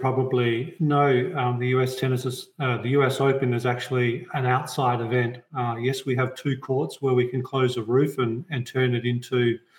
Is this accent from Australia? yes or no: yes; Australia; moved away as an adult; now in United States; as most people can tell from my accent, I'm actually an Aussie working at the U.S. Tennis Association